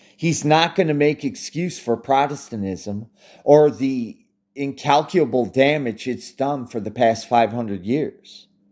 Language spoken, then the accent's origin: English; United States; as an American